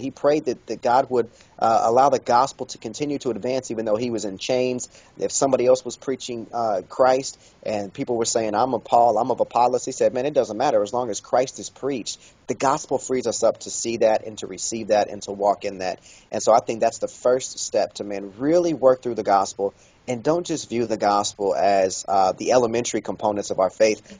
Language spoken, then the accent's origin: English; Kansas City, Kansas, United States; I was born and raised in Kansas City, Kansas